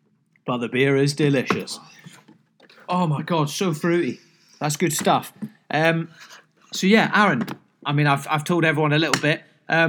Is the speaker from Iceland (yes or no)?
no; Scotland, United Kingdom; By the way, I'm Scottish, even though I don't sound like it. I promise I am.